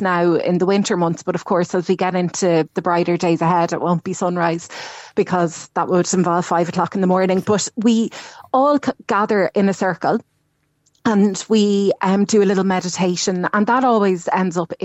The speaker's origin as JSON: {"language": "English", "town": "Dublin", "region": "Leinster", "country": "Ireland", "moved": "as an adult", "lives_now": "Cork, Ireland", "said": "I'm from Dublin. And when I moved down here"}